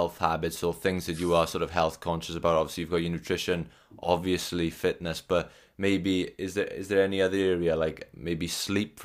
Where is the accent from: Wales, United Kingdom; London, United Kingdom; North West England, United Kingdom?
Wales, United Kingdom; I'm Welsh